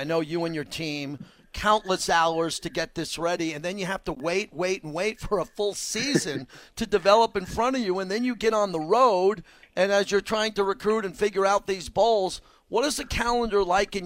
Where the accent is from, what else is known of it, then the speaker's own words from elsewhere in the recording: New York, United States; now in Las Vegas, United States; I'm from New York